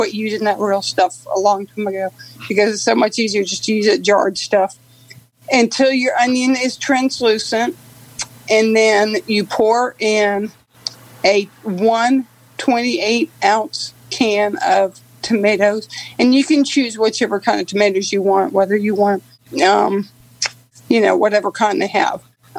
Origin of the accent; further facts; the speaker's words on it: Metairie, Louisiana, United States; I'm actually from Metairie, Louisiana, which is like a suburb of New Orleans.